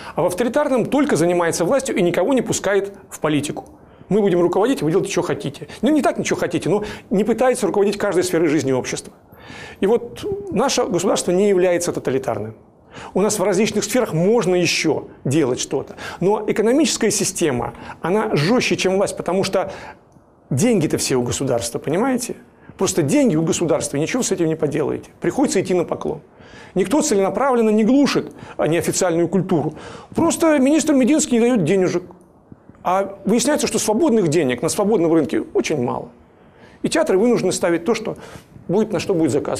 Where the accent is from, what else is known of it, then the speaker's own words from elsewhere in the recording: Yaroslavl, Yaroslavl Oblast, Russia; Я из Ярославля. Я с пяти лет живу и работаю в Ярославле.